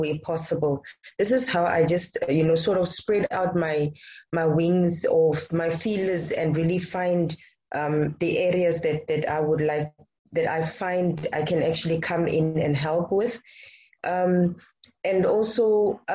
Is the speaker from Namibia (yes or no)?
yes; Namibia; I am born and I live in Namibia